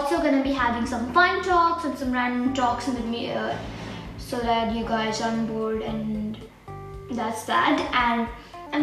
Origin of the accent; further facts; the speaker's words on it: India; I'm 12 years old and I'm from India